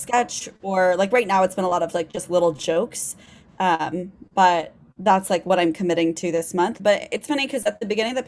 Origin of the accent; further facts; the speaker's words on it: Kansas City, United States; also born or lived in Nebraska; now in New York City, United States; I grew up in Kansas City, like you said. I was actually born in Nebraska, but who cares? I grew up in Kansas City